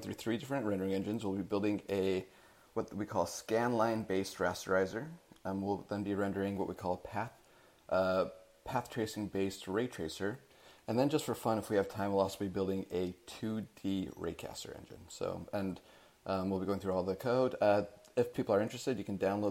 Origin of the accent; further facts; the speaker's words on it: Salt Lake City, Utah, United States; moved away as an adult; now in Seattle, United States; I'm originally from Salt Lake City, Utah.